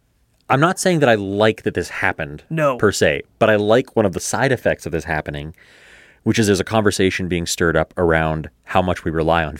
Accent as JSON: {"language": "English", "country": "Canada", "said": "the path of least resistance is just to stop watching Canadian content, which sucks as a Canadian."}